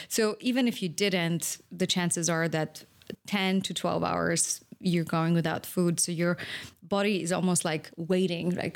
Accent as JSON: {"language": "English", "country": "Poland", "tie": "born or raised there", "moved": "yes", "said": "I grew up in Poland"}